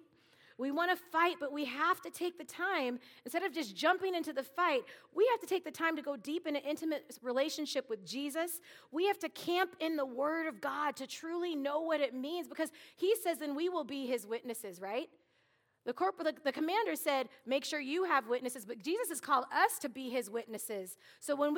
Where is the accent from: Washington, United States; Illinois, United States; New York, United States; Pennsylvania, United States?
Washington, United States; Seattle; now in Minnesota, United States; I am originally from Seattle, Washington